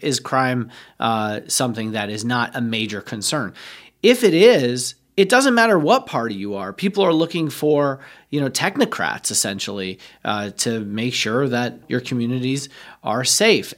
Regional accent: New York, United States; as a New Yorker, somebody who actually grew up in New York

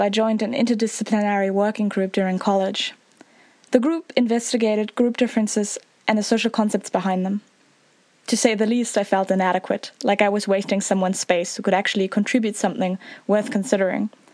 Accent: Northern Germany, Germany; I'm from Northern Germany.

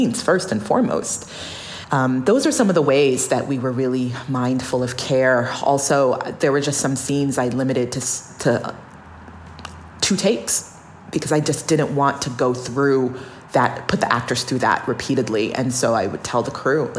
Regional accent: Alaska, United States; born or raised there

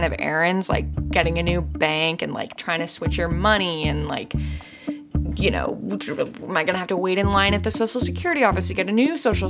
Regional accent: St. Louis, Missouri, United States; now in New York, United States; I'm from St. Louis, Missouri

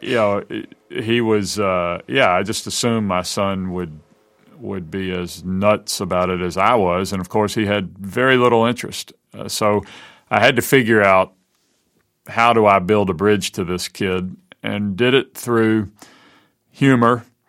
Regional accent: Mobile, Alabama, United States; Robin and I grew up together here in Mobile

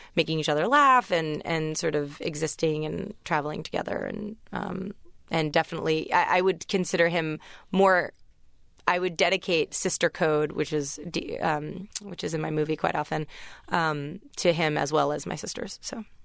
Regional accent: United States; accent: American; also born or lived in England; I was the only American at my college

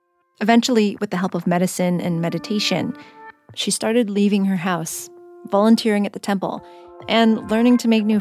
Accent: San Jose, California, United States; Where I grew up in San Jose, so many of our parents had fled conflict and poverty

